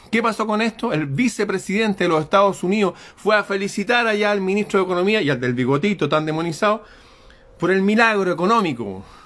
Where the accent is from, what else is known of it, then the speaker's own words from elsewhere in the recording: Chile; en mi país Chile